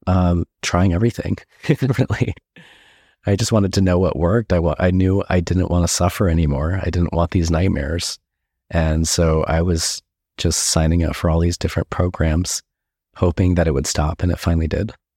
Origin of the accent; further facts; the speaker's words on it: Escondido, California, United States; I grew up in Escondido, California, which is very close to San Diego